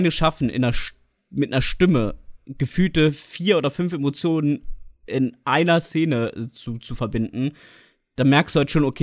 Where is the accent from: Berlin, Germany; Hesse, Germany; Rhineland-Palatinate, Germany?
Rhineland-Palatinate, Germany; Trier; also born or lived in Harz; ich bin ja geboren im Harz. Ich meine, ich selbst fühle mich schon als Trierer. Ich bin mit einem halben Jahr, ja, bin ich hier